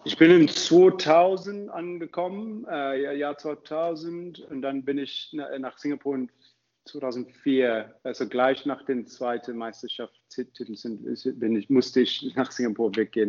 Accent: Zimbabwe; German is a second language; moved away as an adult; also born or lived in South Africa / Cape Town / Heidelberg, Germany; now in Germany; ich komme ursprünglich aus Zimbabwe

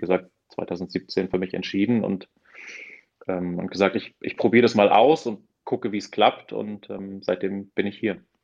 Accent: south-eastern Lower Saxony, Germany; ich komme aus, aus Niedersachsen, aus, äh, aus dem südöstlichen Niedersachsen und damals Mitte der 90er äh, sozusagen, wir, wir hatten ja nichts

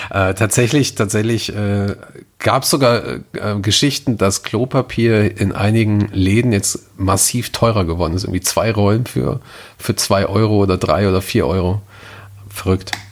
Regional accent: Gelsenkirchen, North Rhine-Westphalia, Germany; meine Heimat, meine Heimat äh, Gelsenkirchen rum.

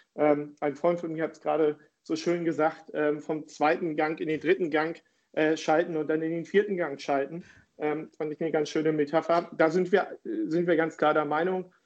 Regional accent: Hamburg, Germany; ich bin äh, Hamburger Jung, in Hamburg geboren und aufgewachsen

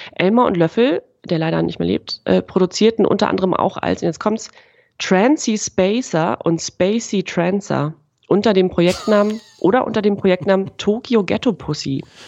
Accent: East Germany, Germany; bei uns im Osten

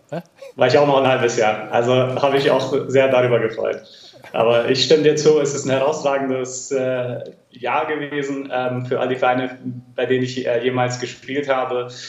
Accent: Schönberg, Baden-Württemberg, Germany; Ich bin gerade in meinem Heimatdorf in äh, Schönberg im Schwarzwald

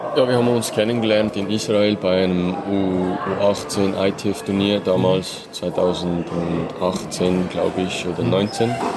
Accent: Möhlin, Aargau, Switzerland; ich war damals beim F C Möhlin. Mhm. Also das ist in meinem, in meinem Dorf, also in meiner Heimat

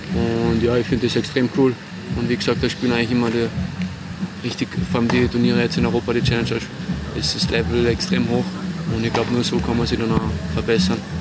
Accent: Salzburg, Austria; in Salzburg, in meiner Heimat

